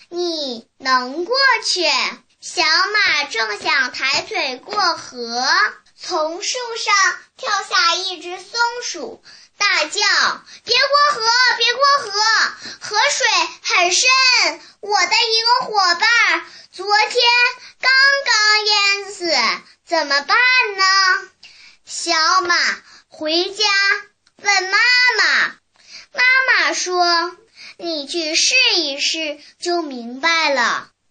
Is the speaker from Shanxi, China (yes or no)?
no; Shenyang, Liaoning, China; 今年五岁了。 我来自辽宁省沈阳市河南一小幼儿园爱童班。